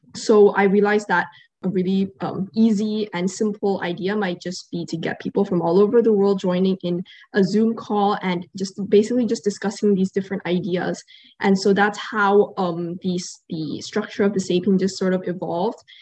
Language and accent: English; Qatar; growing up here